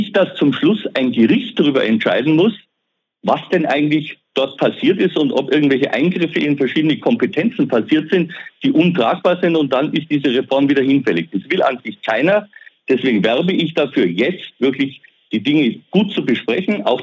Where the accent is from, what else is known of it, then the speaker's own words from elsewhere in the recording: Bavaria, Germany; Ich komme aus dem Allgäu, wenn ich den Allgäu-Klinikverbund sehe